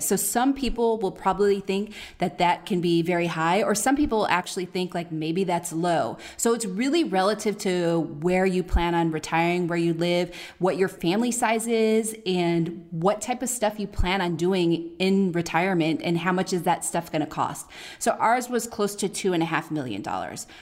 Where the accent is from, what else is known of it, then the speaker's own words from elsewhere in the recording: Oakland, California, United States; moved away; we're from Oakland